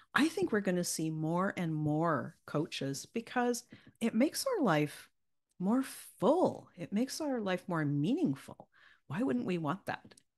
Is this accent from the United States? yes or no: no; Canada; accent: Canadian; won't hear my Canadian